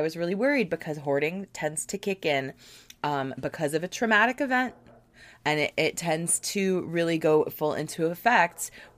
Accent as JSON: {"language": "English", "region": "Virginia", "country": "United States", "tie": "born or raised there", "said": "my house that I grew up in Virginia"}